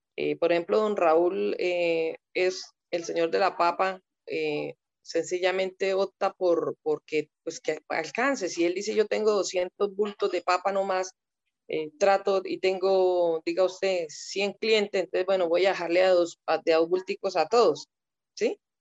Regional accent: Colombia

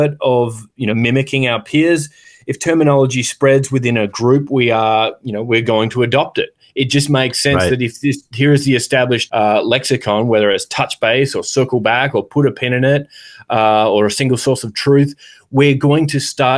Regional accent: Australia; moved away as an adult; now in United States; I've lived in the US for 13 years and I don't think I have an American accent at all. I mean, there are certain words that I say in place of words that I would have used growing up in Australia.

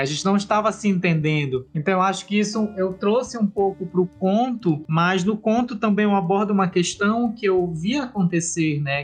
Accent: Abaetetuba, Pará, Brazil; also born or lived in Portugal; eu sou paraense, eu nasci em Abaitetuba, um município no Pará, né? Vivo ainda aqui em Abaitetuba

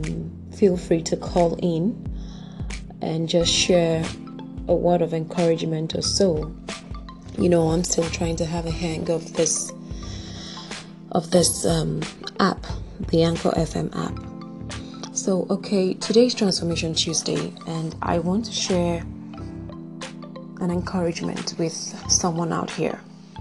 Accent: Nigeria; my home country, Nigeria

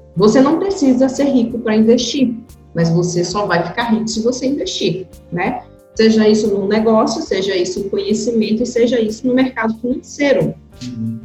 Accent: interior of Pará, Brazil; eu sou do interior do Pará

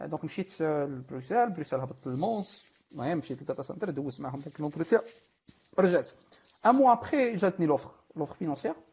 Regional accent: Morocco; ما هي الفكره ديال اني نمشي نخدم عند جوجل ولا الفكره اصلا ديال اني نخرج من المغرب

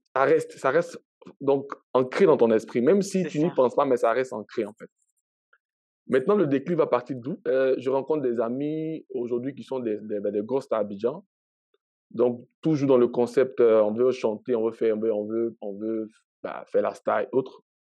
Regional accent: Abidjan, Côte d’Ivoire; moved away as an adult; also born or lived in Daloa / Gagnoa; now in Canada; j'ai grandi à Abidjan

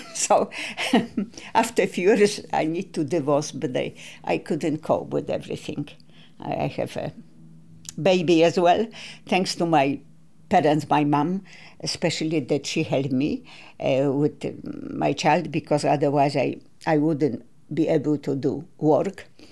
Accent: Katowice, Silesian Voivodeship, Poland; born or raised there; English is a second language; moved away; also born or lived in Kraków

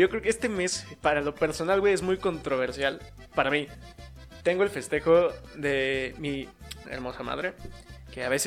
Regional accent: Mexico; Porque somos mexicanos, güey.

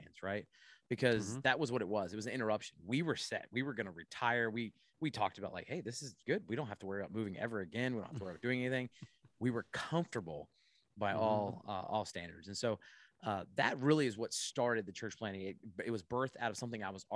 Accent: Ocala, Florida, United States; moved away as an adult; now in Boston, United States; I grew up in Ocala

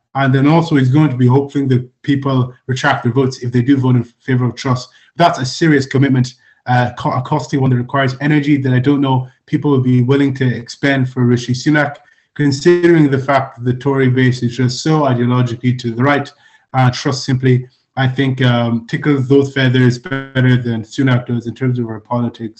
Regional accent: Ireland; also born or lived in Nigeria; I'm Nigerian Irish.

